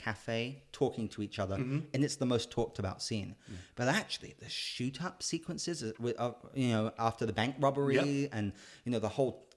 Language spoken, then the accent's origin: English; United Kingdom; I'm British